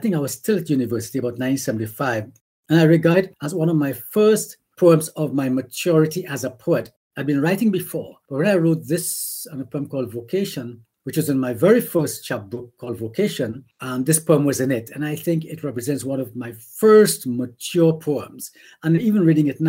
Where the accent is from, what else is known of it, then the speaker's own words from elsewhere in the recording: Castries, St. Lucia; I grew up in Castries, not central Castries, but just outside of Castries.